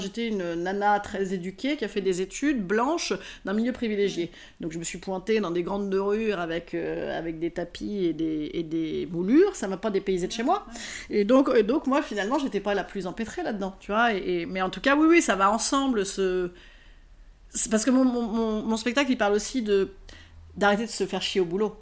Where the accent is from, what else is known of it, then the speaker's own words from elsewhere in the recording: Rouen, Normandy, France; je suis originaire d'Arouen